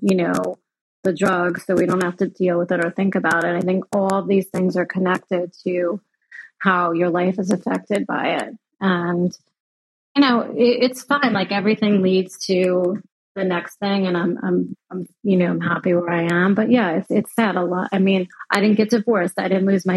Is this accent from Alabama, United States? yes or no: no; New York, United States; moved away as an adult; now in Florida, United States; I'm from New York